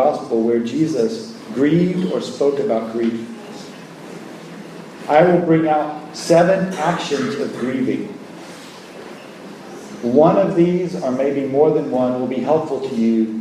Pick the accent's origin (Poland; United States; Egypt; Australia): United States; in America, my home country